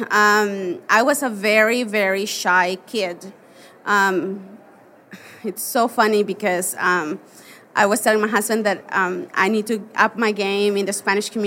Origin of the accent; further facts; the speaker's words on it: Veracruz, Mexico; born there; also born or lived in Hermosillo / Monterrey; Sí, yo nací en Veracruz, que es un estado en México que está en la costa, en la costa del Golfo de México. Nací ahí, pero nunca viví ahí.